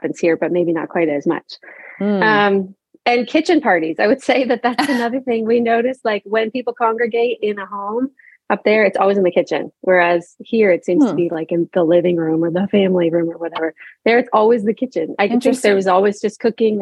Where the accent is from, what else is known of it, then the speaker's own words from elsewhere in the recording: Halifax, Nova Scotia, Canada; moved away as an adult; also born or lived in Prince Edward Island / New Brunswick; We grew up in Nova Scotia, so in a port city, so right on the water, Halifax